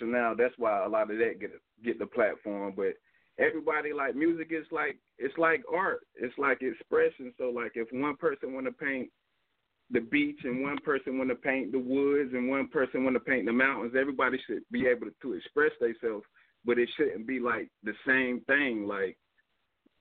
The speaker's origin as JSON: {"language": "English", "country": "United States", "said": "I'm from Carolina"}